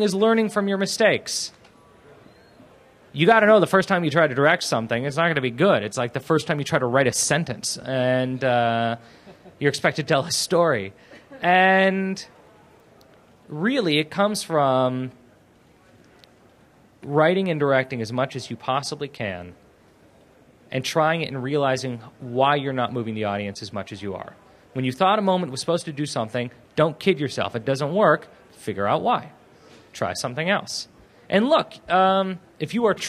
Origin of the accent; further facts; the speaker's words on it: Beverly Hills, California, United States; I grew up in Beverly Hills